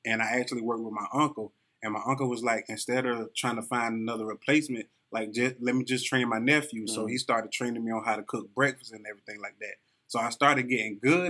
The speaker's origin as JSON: {"language": "English", "town": "North", "region": "South Carolina", "country": "United States", "said": "I'm from North South Carolina"}